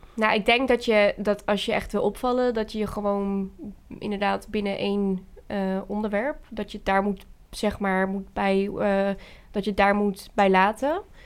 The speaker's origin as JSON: {"language": "Dutch", "town": "Veenendaal", "region": "Utrecht", "country": "Netherlands", "said": "ik ben 21 eh, jaar en ik kom uit Venendaal"}